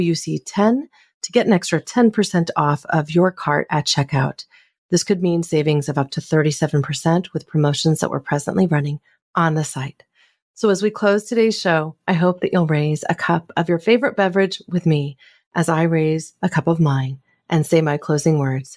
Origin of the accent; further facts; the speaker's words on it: California, United States; my home state of California